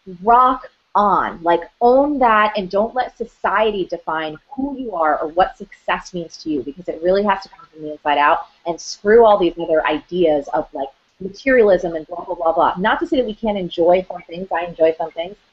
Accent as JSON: {"language": "English", "region": "New Jersey", "country": "United States", "said": "I'm from Jersey"}